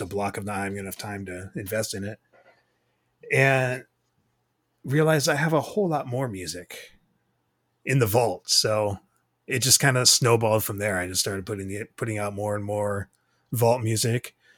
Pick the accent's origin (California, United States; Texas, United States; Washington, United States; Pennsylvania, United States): Washington, United States; Tacoma; also born or lived in Iowa; born and raised Tacoma, Washington.